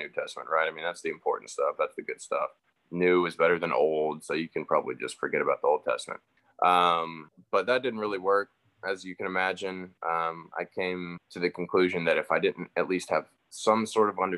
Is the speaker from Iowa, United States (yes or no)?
no; Roswell, Georgia, United States; growing up in Roswell in the South